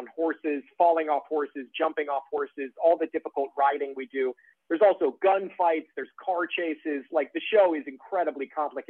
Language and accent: English; Iowa, United States; moved away as an adult; now in New York, United States; I'm from Iowa originally. I grew up in Iowa and lived in Iowa for 22 years before I moved to New York about 9 years ago.